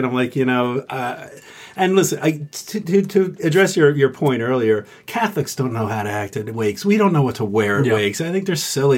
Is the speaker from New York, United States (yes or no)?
yes; Westchester, New York, United States; first language English; also born or lived in Paris, France; I'm a Westchester guy all my life. Spent 3 years in Paris. My dad had an assignment out there. So we came back from Paris.